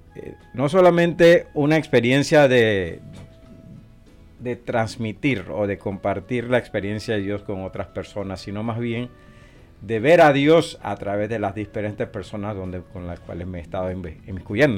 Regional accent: Colón, Panama; also born or lived in Puerto Rico / Honduras; now in Omaha, United States; yo soy originario de la, de la ciudad de Colón, de la República de Panamá

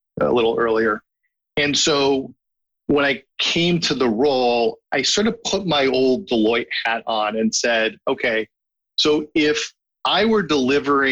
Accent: New York City, New York, United States; as a New Yorker

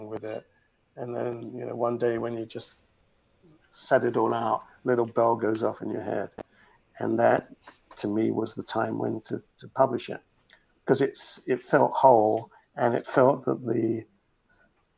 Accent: England, United Kingdom; moved away; being English and you can never, you know, lose your roots, nor should you

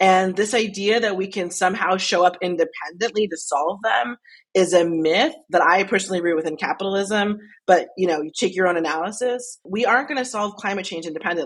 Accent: Albany, New York, United States; I grew up in Albany, New York

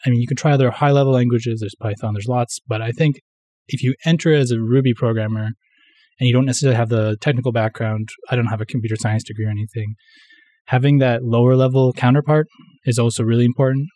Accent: Vancouver, British Columbia, Canada; first language English; moved away as an adult; now in Tokyo, Japan; I'm Canadian. I'm from Vancouver, actually, from the west coast of Canada, but I moved to Japan kinda three years ago

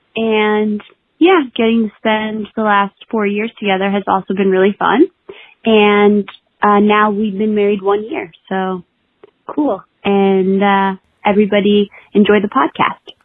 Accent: Brooklyn, New York, United States; I'm from Brooklyn, New York

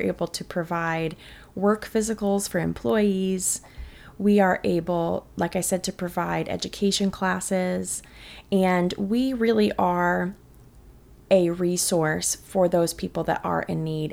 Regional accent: St. Louis, Missouri, United States; also born or lived in Texas; now in Katy, United States; I grew up in Saint Louis, Missouri, which is about as Midwest as it gets

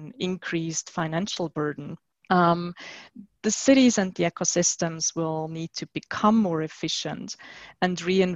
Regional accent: Switzerland; my home country, which is Switzerland

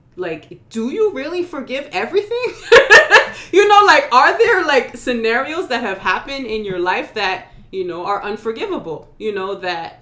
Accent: New York, United States; now in North Carolina, United States; I'm from New York originally, and it's reminding me of home.

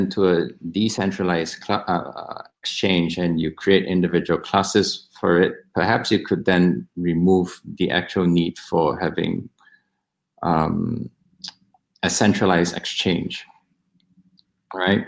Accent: Singapore; I'm Singaporean

